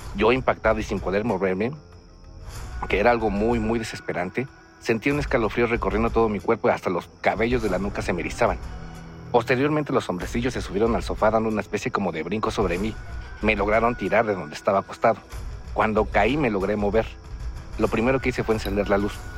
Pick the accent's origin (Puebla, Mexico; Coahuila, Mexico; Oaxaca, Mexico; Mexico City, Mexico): Mexico City, Mexico; soy originario de la Ciudad de México